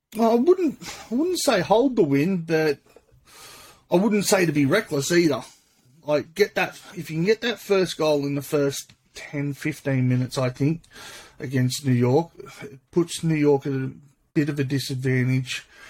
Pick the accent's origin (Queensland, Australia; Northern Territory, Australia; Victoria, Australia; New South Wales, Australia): New South Wales, Australia; Sydney; I'm from Sydney